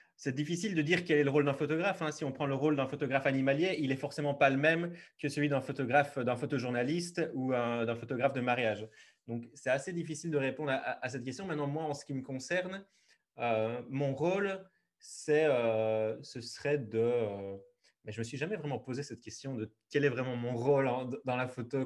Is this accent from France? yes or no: no; Liège region, Wallonia, Belgium; je suis belge, je viens de la région liégeoise